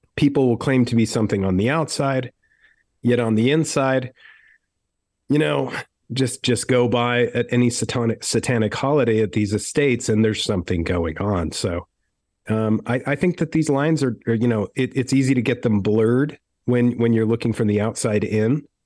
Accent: Utah, United States; I was brought up very strangely in Utah

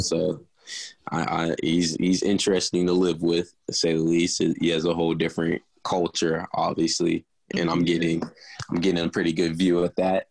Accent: Cincinnati, Ohio, United States; moved away as an adult; now in Morgantown, United States; my hometown, Cincinnati

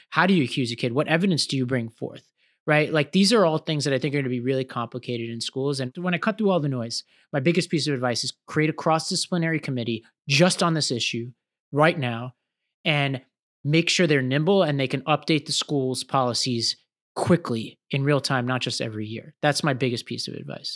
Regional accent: New York City, New York, United States; I grew up in Staten Island, New York

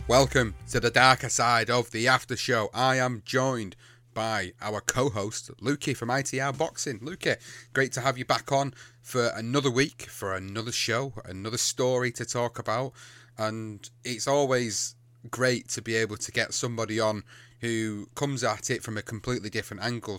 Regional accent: England, United Kingdom; I come from the U K. I come from England

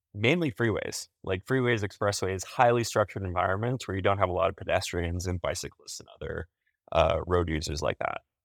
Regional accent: Canada; as a Canadian

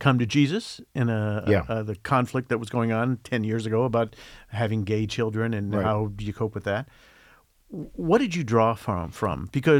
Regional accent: Midwest, United States; But growing up in the Midwest in the 60s

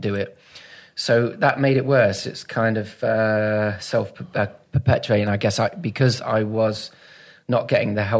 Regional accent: Manchester area, North West England, United Kingdom; also born or lived in St Albans, Hertfordshire; I was born in St Albans, so Hertfordshire. Mm. Dad's a lifelong Watford supporter, so we're from down that area. And then folks moved up here when I was 8 or 9

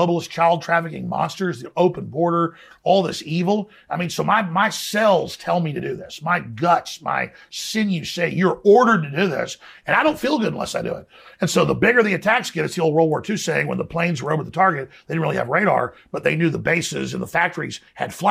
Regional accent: Dallas, Texas, United States; growing up in Dallas was some pretty rough people

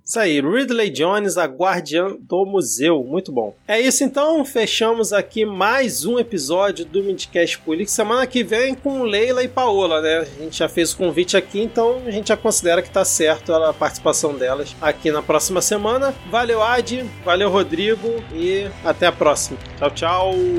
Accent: Southeast Brazil, Brazil; accent: sudestino (Southeastern); eu já com esse meu sotaque sudestino, você já, já vai marcando a posição, né, da onde que eu sou

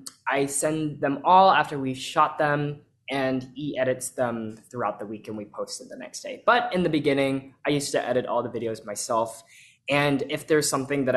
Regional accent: Texas, United States; I grew up in Texas

